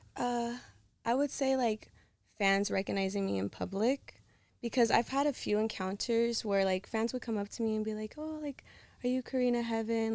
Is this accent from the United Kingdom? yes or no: no; Los Angeles, California, United States; California, but I'm from L A.